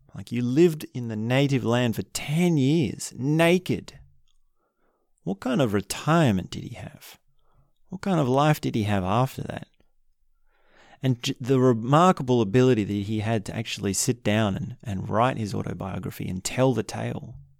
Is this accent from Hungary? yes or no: no; Australia; In Australia, I'm Australian